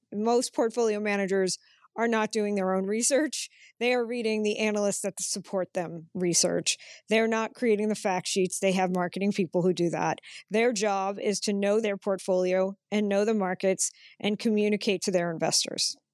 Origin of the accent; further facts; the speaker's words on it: Massachusetts, United States; now in Chicago, United States; I grew up in Massachusetts